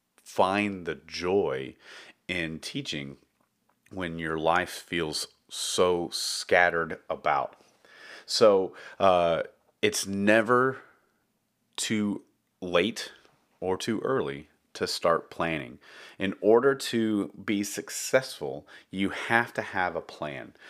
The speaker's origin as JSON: {"language": "English", "town": "Dallas", "region": "Texas", "country": "United States", "tie": "born or raised there", "also_born_or_lived": "Round Rock, Texas / Austin, Texas / San Marcos, Texas / Taylor, Texas", "said": "I grew up in Texas, uh, in Dallas, Texas"}